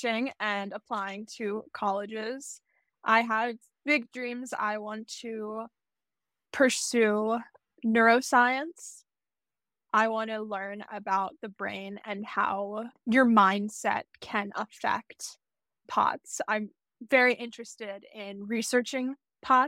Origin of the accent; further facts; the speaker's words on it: Lutherville-Timonium, Maryland, United States; I grew up in Maryland. I currently reside there.